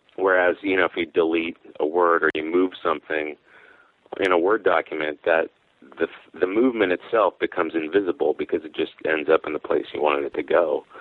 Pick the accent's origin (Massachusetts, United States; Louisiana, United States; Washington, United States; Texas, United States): Washington, United States; Mount Vernon; in my hometown, which is Mount Vernon, Washington